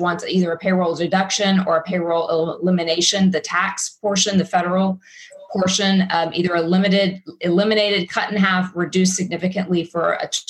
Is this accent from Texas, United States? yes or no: yes; Austin, Texas, United States; I'm from Austin